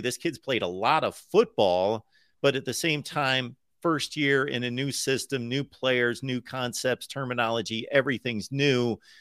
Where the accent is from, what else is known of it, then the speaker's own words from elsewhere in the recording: Midwest, United States; moved away as an adult; I grew up in the Midwest, grew up around Major League Baseball.